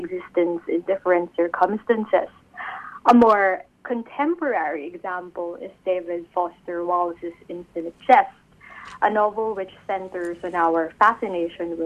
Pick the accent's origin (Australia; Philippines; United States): Philippines; I'm from the Philippines, a country I love and a country known for its deeply rooted Catholic tradition.